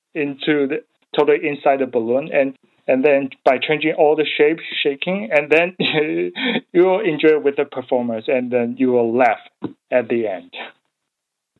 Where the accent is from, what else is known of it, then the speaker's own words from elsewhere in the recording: Taiwan; English is a second language; moved away as an adult; now in Melbourne, Australia; I come from Taiwan.